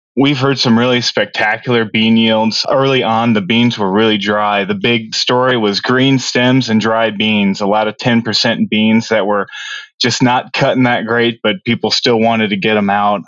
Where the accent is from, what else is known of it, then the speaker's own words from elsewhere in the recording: Noblesville, Indiana, United States; I come from uh, Noblesville, Indiana, which is just about 45 minutes north of Indianapolis, and grew up with my family there